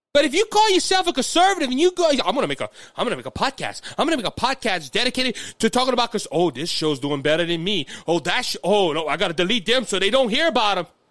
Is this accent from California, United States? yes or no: no; Cajun, Louisiana, United States; I'm, I'm Cajun